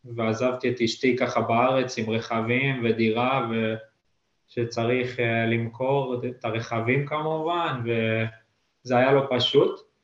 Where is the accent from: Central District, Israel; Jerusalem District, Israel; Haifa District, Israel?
Central District, Israel; Netanya; moved away as an adult; now in Lithuania; אני גר ממש קרוב וכל החיים גדלתי שם